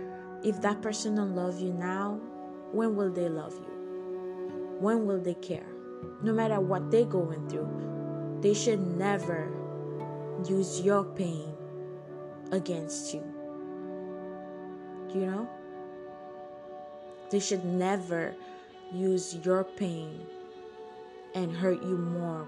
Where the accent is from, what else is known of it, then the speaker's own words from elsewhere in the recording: Haiti; moved away; also born or lived in Turks and Caicos Islands; I was born in Haiti and moved to the Jackson Caicos to live with my mom and stepdad.